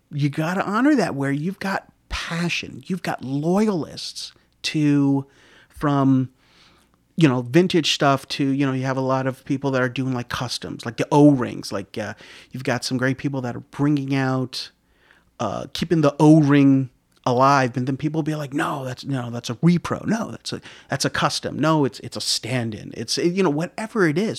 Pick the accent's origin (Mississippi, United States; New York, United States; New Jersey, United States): New York, United States; Yonkers; also born or lived in Rockland County, New York; I, I grew up in Yonkers my whole life. It wasn't until I moved out of Yonkers to Rockland County in around, like, eighty-eight